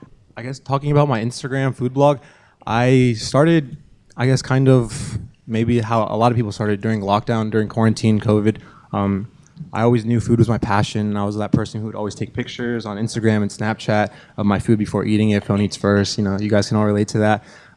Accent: Arlington, Virginia, United States; moved away as an adult; now in Richmond, United States; So I'm from Northern Virginia, Arlington to be specific. I went to Bishop O'Connell High School, which is a Catholic private school over there in that area.

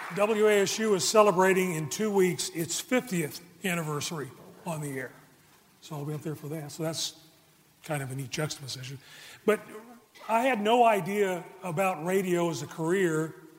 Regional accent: Charlotte, North Carolina, United States; born or raised there

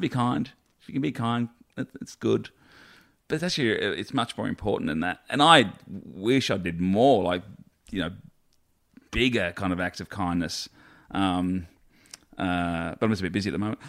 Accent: Australia; being Australian.

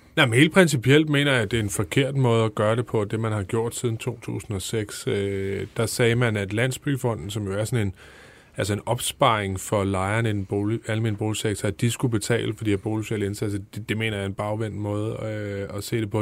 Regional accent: Holbæk, Zealand, Denmark; Jeg kommer selv fra Holbæk

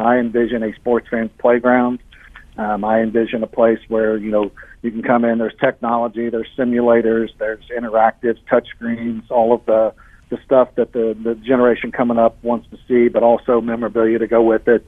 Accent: Indianapolis, Indiana, United States; now in Springfield, United States; I'm from Indianapolis originally

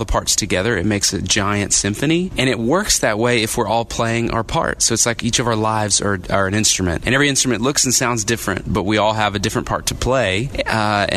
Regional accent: Texas, United States; I grew up in Texas

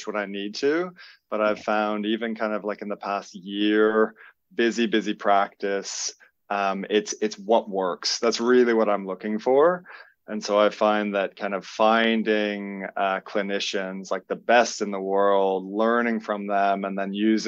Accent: Canada; moved away as an adult; also born or lived in Melbourne, Australia; now in Byron Bay, Australia; I am Canadian, originally born. I've been in Australia for 20 plus years. Came over as a traveler

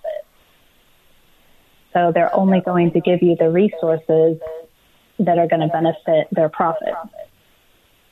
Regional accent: Riverside, California, United States; I grew up in Riverside, California. So I'm a Southern California resident here

